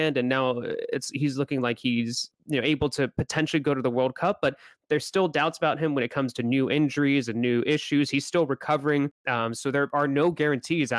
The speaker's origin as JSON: {"language": "English", "region": "Southern California", "country": "United States", "tie": "born or raised there", "also_born_or_lived": "Mexico", "said": "I grew up in California, in Southern California, which I'm still based out"}